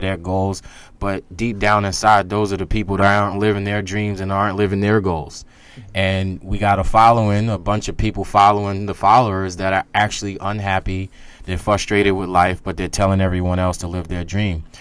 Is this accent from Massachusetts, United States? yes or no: no; New York City, New York, United States; I grew up in Staten Island, New York, which is one of the forgotten boroughs that they like to call it